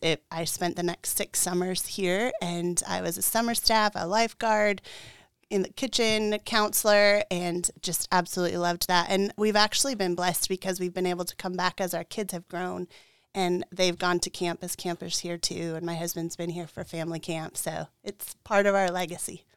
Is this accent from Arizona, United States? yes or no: yes; Tucson, Arizona, United States; moved away; I grew up in Tucson, Arizona